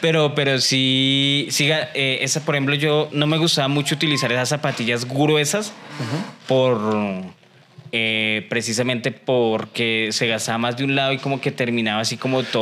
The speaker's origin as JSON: {"language": "Spanish", "country": "Colombia", "said": "los colombianos eh, vivimos del qué dirán"}